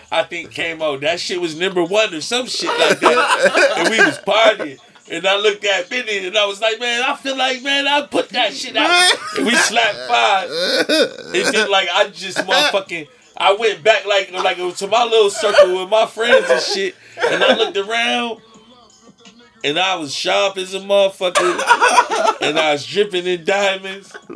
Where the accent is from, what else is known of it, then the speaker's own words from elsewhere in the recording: United States; I'm American. I'm from Hampton Street.